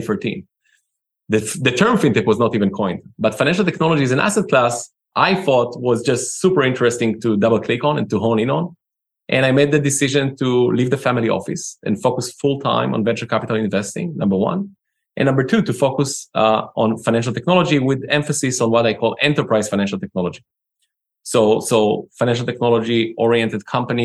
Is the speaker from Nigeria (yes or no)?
no; Israel; accent: Israeli; moved away as an adult; now in Los Angeles, United States; I'm Israeli, as you can tell by the accent. Immigrated to the Americas 16 years ago to pursue my master's degree